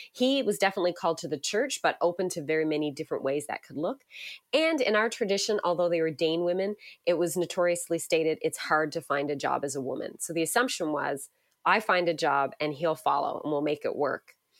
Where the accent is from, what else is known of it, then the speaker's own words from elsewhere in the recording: Newfoundland and Labrador, Canada; moved away as an adult; now in Hamilton, Canada; I grew up in Newfoundland, which many people, uh, find interesting, so if you, uh, hear a little hint of a, an accent there, it might sneak out